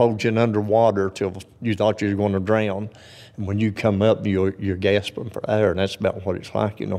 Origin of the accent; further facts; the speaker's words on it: Kemper, Kentucky, United States; I'm from Kemper, Kentucky.